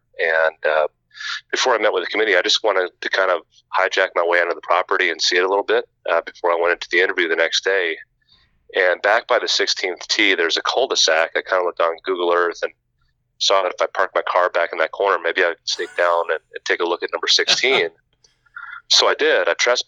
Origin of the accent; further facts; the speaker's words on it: New Jersey, United States; now in Minnesota, United States; I'm an East Coast guy. I come from New Jersey.